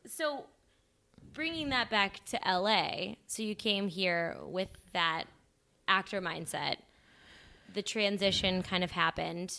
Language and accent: English; Columbia, Illinois, United States; I'm from Southern Illinois